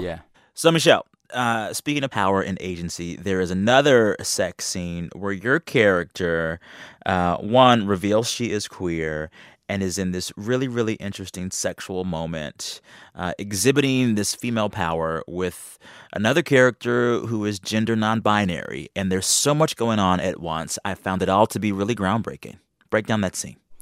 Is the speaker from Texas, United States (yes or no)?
yes; San Antonio, Texas, United States; I am from South Texas